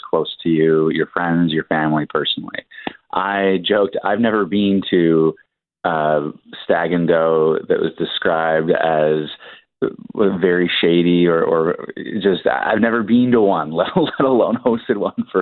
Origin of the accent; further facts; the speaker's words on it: Toronto, Ontario, Canada; growing up in Toronto